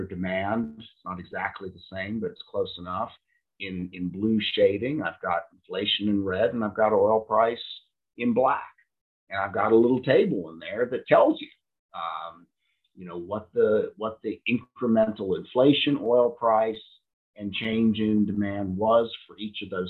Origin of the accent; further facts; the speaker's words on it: United States; I'm an American